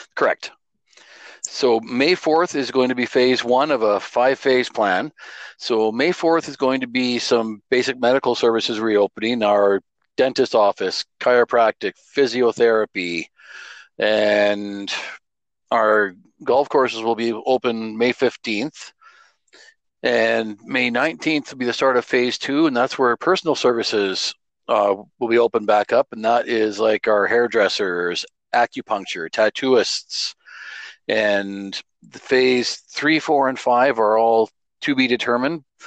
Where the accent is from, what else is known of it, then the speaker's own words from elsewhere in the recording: Alberta, Canada; I grew up in Alberta through the 1980s